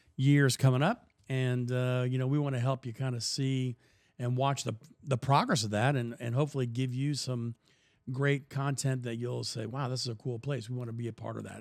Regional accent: South Florida, United States; now in North Dallas, United States; growing up in South Florida

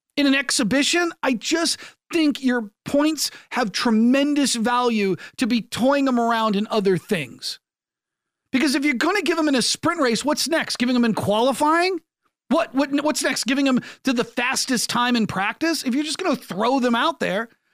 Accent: United States; I'm an American broadcaster trying to raise interest in Formula One in the United States.

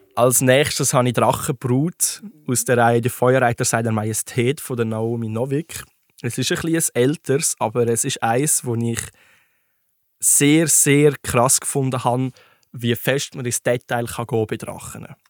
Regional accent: Switzerland; bei uns in der Schweiz

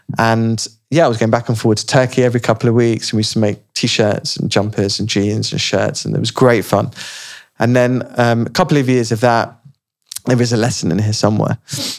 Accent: Radlett, East of England, United Kingdom; Radlett, which is near Watford.

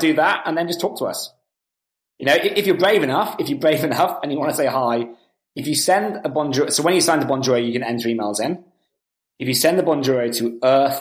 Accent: United Kingdom; moved away; I'm actually British originally

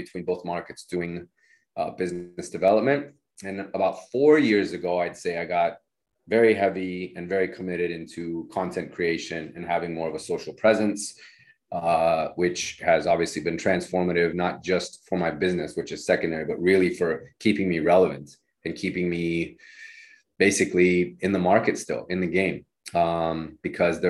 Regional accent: Nevada, United States; also born or lived in Reno; now in San Francisco, United States; I'm from Nevada originally

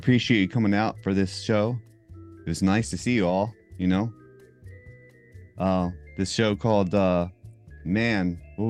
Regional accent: Maryland, United States; We're from Maryland

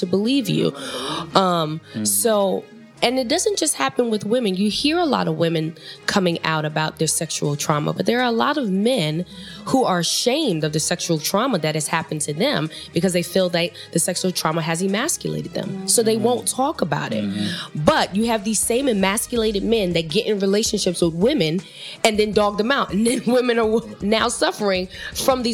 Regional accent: New York City, New York, United States; I grew up in the Bronx, a young girl from the Bronx.

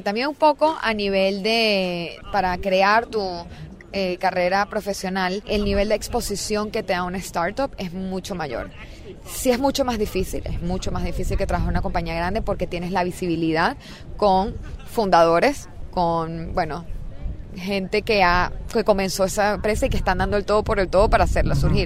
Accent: Venezuela; moved away as an adult; now in Silicon Valley, United States; Yo estaba en verdad muy contenta en mi país, este, estaba trabajando, o sea, tenía muy buenas oportunidades de negocio, empecé en Deloitte, o sea, haciendo consultoría en estrategia de operaciones, aprendiendo muchísimo, trabajando para empresas venezolanas

